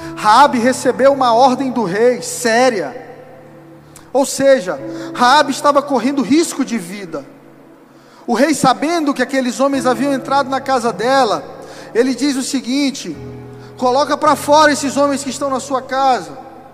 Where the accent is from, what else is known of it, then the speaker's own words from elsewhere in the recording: São Luís, Maranhão, Brazil; moved away; lá na terra que eu nasci, São Luís do Maranhão